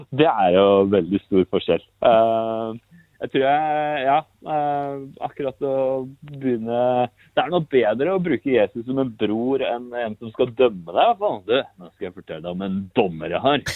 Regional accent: Tynset, Innlandet, Norway; now in Sveio, Norway; jeg er egentlig fra Tynset

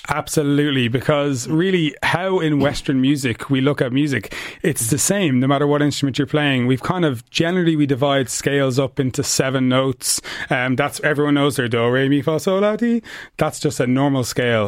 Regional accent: Ireland; also born or lived in United States; in Ireland, we have this kind of self-conscious thing

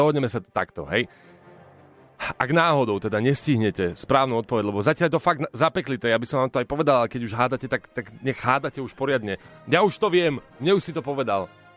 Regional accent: Košice, Košice Region, Slovakia; ja som chlapec z Košic

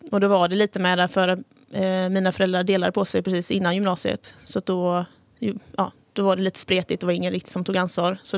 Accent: Nässjö, Jönköping County, Sweden

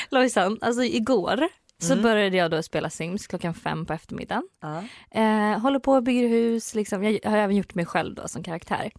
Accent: Söderköping, Östergötland, Sweden; also born or lived in Hudiksvall / Ljusdal / Varberg; jag bodde också lite i Varberg ett år och sen är jag uppväxt i Söderköping

